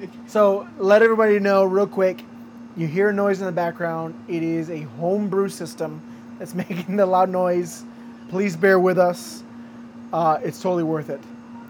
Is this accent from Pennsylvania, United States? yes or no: no; Grand Rapids, Michigan, United States; moved away; we're from Michigan. We both lived in Grand Rapids. I was born in Grand Rapids.